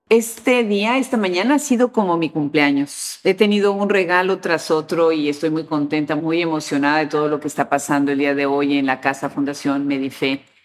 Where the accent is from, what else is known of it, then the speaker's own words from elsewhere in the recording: Mexico; moved away; mi país donde yo nací, mi país de origen, México